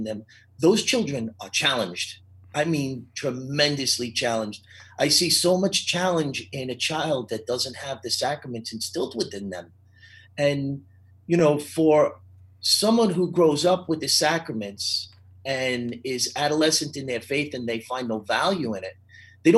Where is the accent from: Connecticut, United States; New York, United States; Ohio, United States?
New York, United States; now in Charlotte, United States; where I grew up in New York, you were either Catholic or Jewish